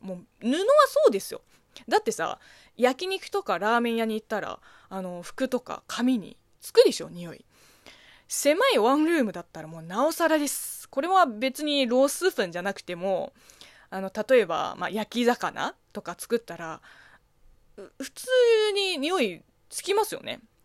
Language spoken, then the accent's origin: Japanese; China; Japanese is a second language; moved away; 中国 生まれ、中国育ちの私